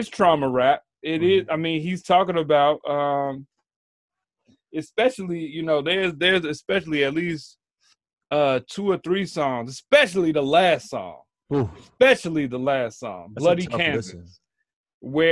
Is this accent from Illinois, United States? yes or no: yes; Chicago, Illinois, United States; I'm from Chicago.